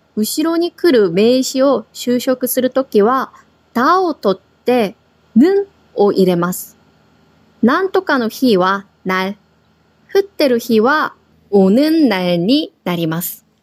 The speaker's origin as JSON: {"language": "Japanese", "country": "South Korea", "also_born_or_lived": "Tokyo, Japan", "moved": "yes", "lives_now": "Okinawa, Japan", "said": "私たち沖縄に住んでいる韓国人と台湾人がお届けします。私は韓国語担当の"}